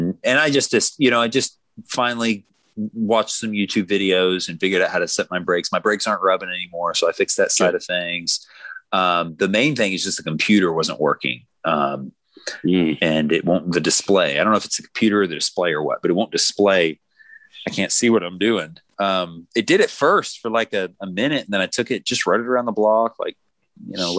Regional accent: Tennessee, United States; We're from Tennessee

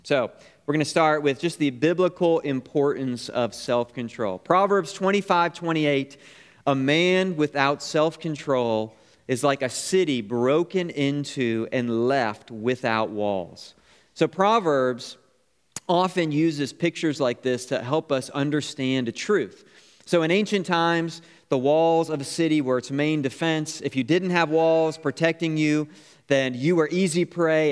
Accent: Niagara Falls, New York, United States; I grew up on Niagara Falls Boulevard, right down the street from Niagara Falls

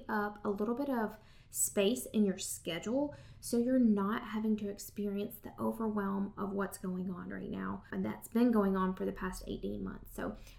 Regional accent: Southern United States, United States; accent: Southern; my Southern accent

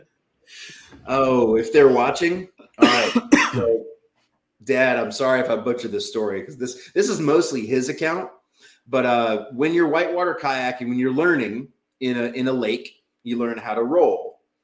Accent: New Orleans, Louisiana, United States; also born or lived in Utah; now in New England, United States; I grew up in New Orleans, Louisiana

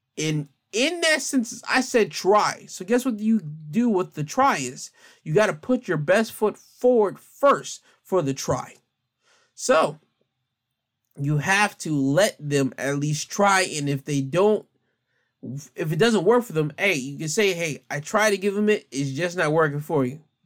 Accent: United States; us as American civilians

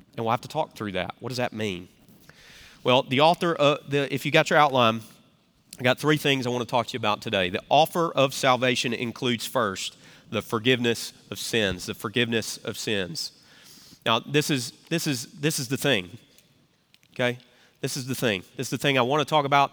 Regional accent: Memphis, Tennessee, United States; accent: Southern; now in South Carolina, United States; I'm from Memphis, where they hold the world championship of barbecue

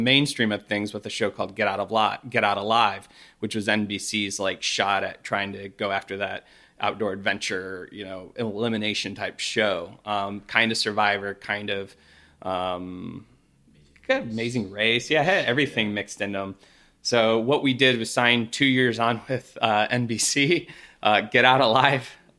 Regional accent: Midwest, United States; I'm a person from the Midwest.

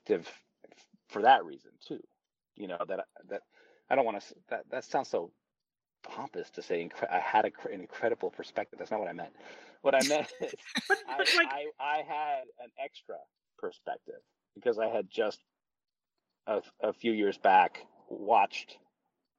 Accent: United States; I was raised in this country

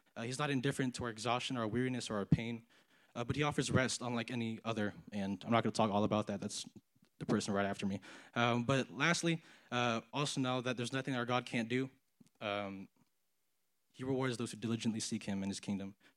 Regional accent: San Antonio, Texas, United States; moved away as an adult; now in Los Angeles, United States; I'm from San Antonio, Texas

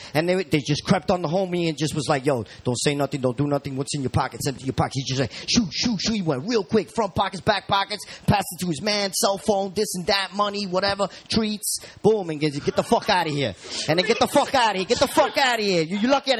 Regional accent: New York City, New York, United States; we're from Jamaica, Queens, 169 stop.

